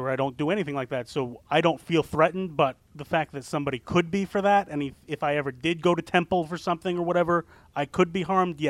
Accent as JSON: {"language": "English", "region": "New York", "country": "United States", "tie": "born or raised there", "said": "New York hurts the most just because, you know, I've lived here my whole life."}